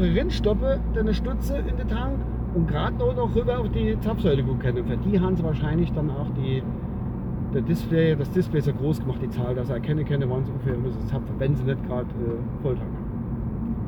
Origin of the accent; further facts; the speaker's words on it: Kusel, Rhineland-Palatinate, Germany; bei uns in Gusel